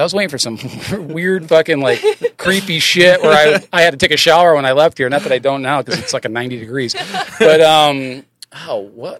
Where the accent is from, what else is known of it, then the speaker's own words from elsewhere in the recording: Berkshire Mountains, Massachusetts, United States; People come to where I grew up because it's a cultural mecca. Like Massmoka's there, like Tanglewood's there.